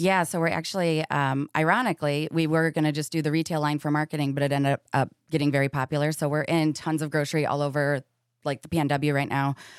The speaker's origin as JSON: {"language": "English", "region": "Michigan", "country": "United States", "moved": "yes", "lives_now": "Seattle, United States", "said": "I am from orig-, originally Michigan"}